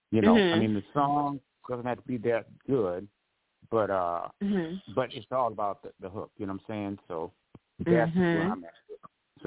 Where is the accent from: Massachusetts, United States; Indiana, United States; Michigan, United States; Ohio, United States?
Michigan, United States; Grand Rapids; also born or lived in Detroit, Michigan; when I was staying in my hometown in Grand Rapids